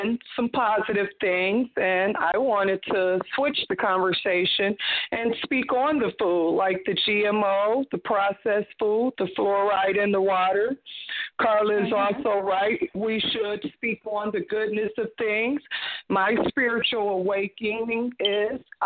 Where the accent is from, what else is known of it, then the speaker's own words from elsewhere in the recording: Ohio, United States; now in Georgia, United States; we're from Ohio